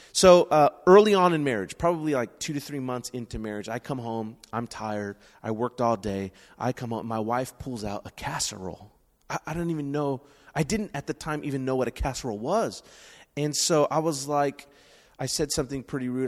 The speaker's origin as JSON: {"language": "English", "town": "San Francisco", "region": "California", "country": "United States", "tie": "born or raised there", "said": "I was born and raised in San Francisco, right here"}